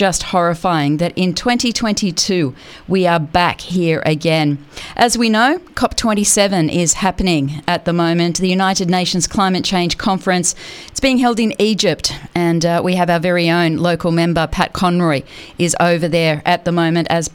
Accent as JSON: {"language": "English", "country": "Australia", "said": "as Australian citizens"}